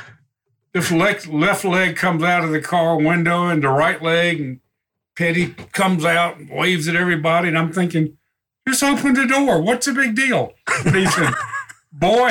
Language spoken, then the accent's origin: English; North Carolina, United States; moved away; I'm from North Carolina.